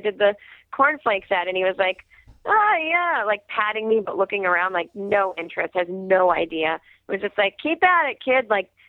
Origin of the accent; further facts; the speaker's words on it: Needham, Massachusetts, United States; they filmed that movie in my hometown of Needham.